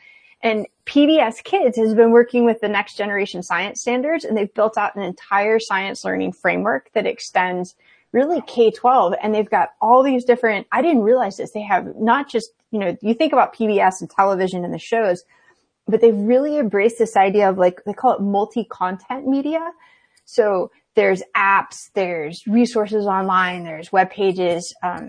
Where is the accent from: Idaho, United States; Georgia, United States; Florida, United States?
Georgia, United States; Atlanta; now in Newport, United States; I grew up in Atlanta